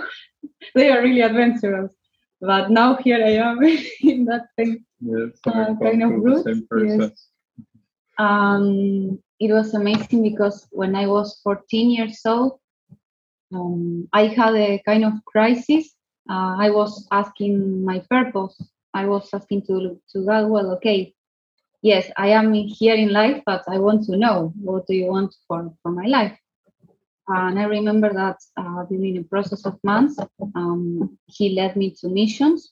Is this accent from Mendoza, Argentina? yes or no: no; Buenos Aires, Argentina; now in Fort William, United Kingdom; I am from Argentina, from the city of Buenos Aires